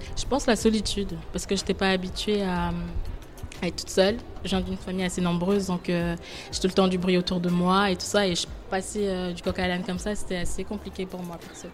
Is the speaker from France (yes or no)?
no; Côte d’Ivoire; moved away as an adult; now in Geneva, Switzerland; je viens de la Côte d'Ivoire, et ça fait 4 ans maintenant